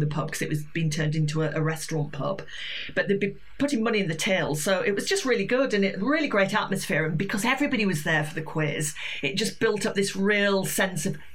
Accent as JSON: {"language": "English", "area": "Yorkshire Dales", "region": "Yorkshire and the Humber", "country": "United Kingdom", "moved": "yes", "lives_now": "Brighton, United Kingdom", "said": "I play in my village. I'm from the Yorkshire Dales, and they have a Ring the Bull in the village pub"}